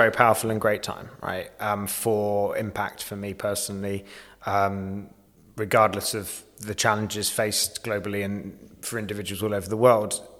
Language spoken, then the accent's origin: English; United Kingdom; moved away as an adult; also born or lived in London; as a British man, as a British white man